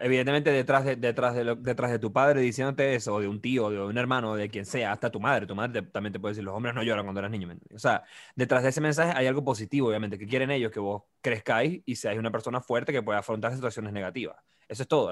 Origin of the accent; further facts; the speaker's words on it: Venezuela; moved away; venimos de Venezuela